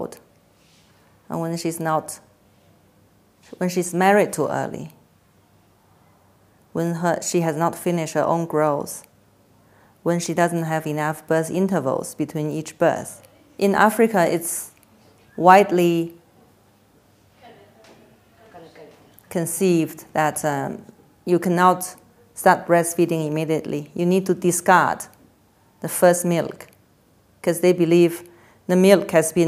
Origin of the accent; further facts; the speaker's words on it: Beijing, China; moved away as an adult; also born or lived in Lahore, Pakistan / Nepal; I was born in Beijing, and I studied medicine in China, in Beijing as well. And I did my master's degree also in Beijing